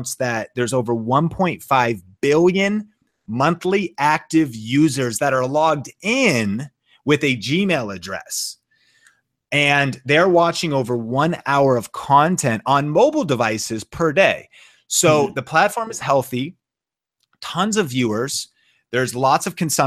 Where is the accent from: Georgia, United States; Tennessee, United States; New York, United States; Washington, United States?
Washington, United States; Seattle; I'm from Seattle. My wife and I are both from Seattle